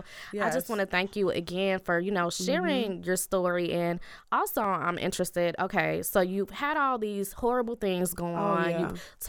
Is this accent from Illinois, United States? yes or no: yes; Chicago, Illinois, United States; growing up in Chicago.